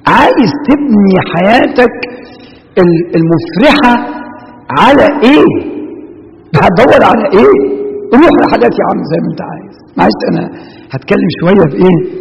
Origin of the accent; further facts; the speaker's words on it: Egypt; moved away; احنا بلادنا في مصر